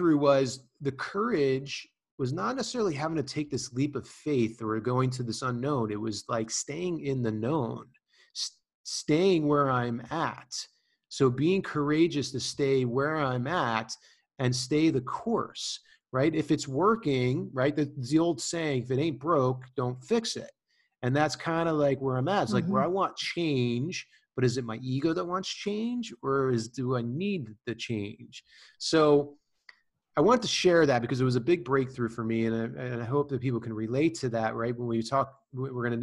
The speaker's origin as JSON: {"language": "English", "region": "New Jersey", "country": "United States", "tie": "born or raised there", "said": "I'm a kid from New Jersey, always, hard nose"}